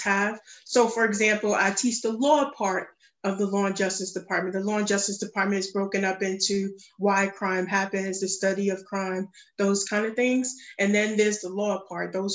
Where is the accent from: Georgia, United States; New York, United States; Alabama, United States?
New York, United States; New York City; moved away; I'm from the Bronx, New York